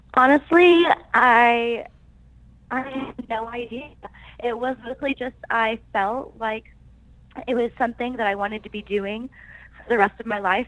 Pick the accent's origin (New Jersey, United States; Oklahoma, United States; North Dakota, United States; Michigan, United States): Oklahoma, United States; Tulsa; I am originally from Tulsa, Oklahoma